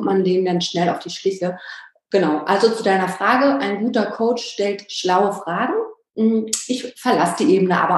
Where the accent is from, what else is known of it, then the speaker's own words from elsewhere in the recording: Berlin, Germany; born there; bin schon sehr, bin aus Berlin gebürtig